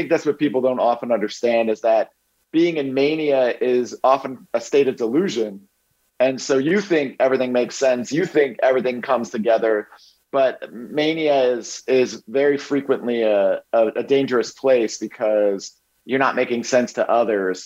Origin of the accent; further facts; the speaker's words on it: Bethlehem, Pennsylvania, United States; I grew up in Bethlehem, Pennsylvania